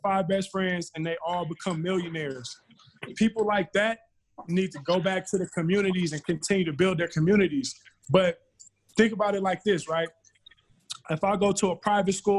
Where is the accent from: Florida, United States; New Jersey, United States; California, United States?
California, United States; I'm from Cali.